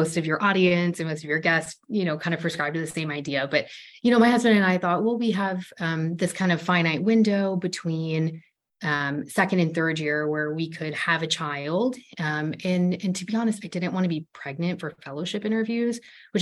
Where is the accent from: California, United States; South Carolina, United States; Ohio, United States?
Ohio, United States; moved away as an adult; We're both from Ohio